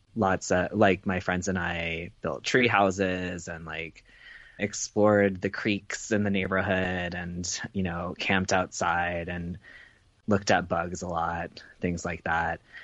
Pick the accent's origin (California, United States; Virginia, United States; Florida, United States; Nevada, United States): Virginia, United States; Chester; I grew up in Chester, Virginia